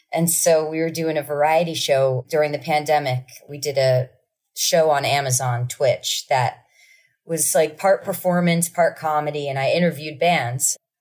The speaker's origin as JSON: {"language": "English", "town": "Asbury Park", "region": "New Jersey", "country": "United States", "said": "because I'm from Asbury Park"}